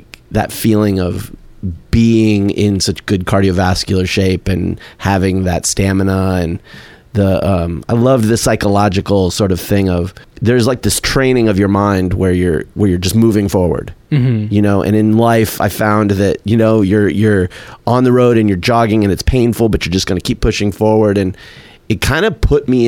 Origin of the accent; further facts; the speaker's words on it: Tucson, Arizona, United States; from Tucson